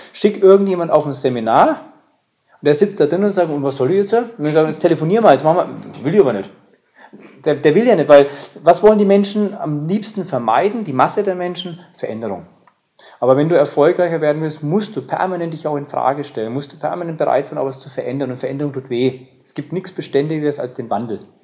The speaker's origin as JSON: {"language": "German", "country": "Germany", "said": "bei uns in Deutschland"}